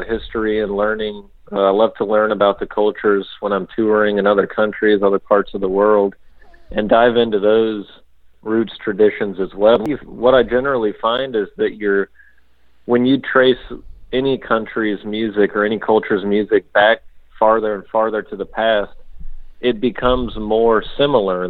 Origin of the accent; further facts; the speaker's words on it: United States; I'm American